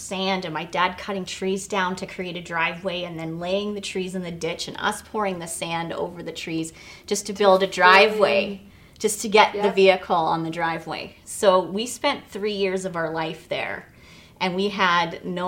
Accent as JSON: {"language": "English", "town": "Vancouver", "region": "British Columbia", "country": "Canada", "tie": "born or raised there", "also_born_or_lived": "Toronto, Canada", "said": "And I was born in Toronto, and my parents, when I was really young, we moved to Vancouver"}